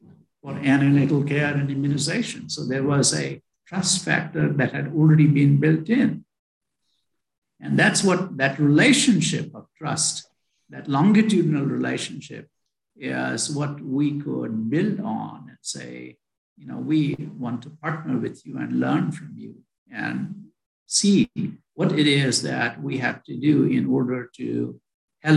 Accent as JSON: {"language": "English", "country": "India", "tie": "born or raised there", "moved": "as an adult", "said": "I was born in India. I went to medical school in India"}